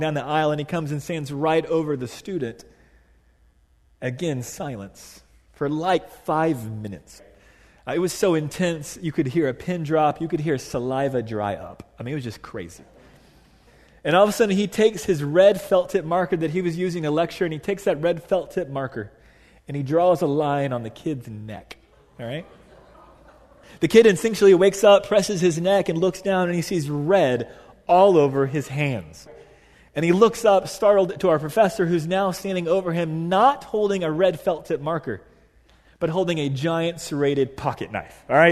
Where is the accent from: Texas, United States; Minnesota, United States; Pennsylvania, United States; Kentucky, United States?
Texas, United States; Dallas; I grew up in Dallas, Texas at a private Catholic all-guy high school